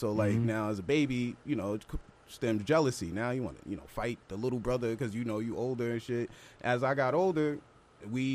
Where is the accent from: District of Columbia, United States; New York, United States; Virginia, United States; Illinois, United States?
New York, United States; New York City; accent: Long Island; also born or lived in Long Island, New York; growing up in the Bronx